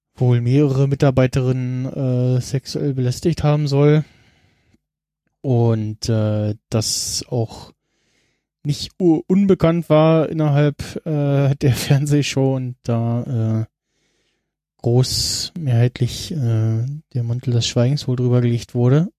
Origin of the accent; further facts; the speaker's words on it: Germany; als Deutscher